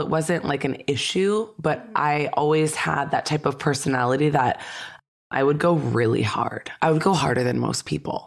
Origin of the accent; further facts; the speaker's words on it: Santa Clarita Valley, California, United States; I grew up in the Santa Clarita Valley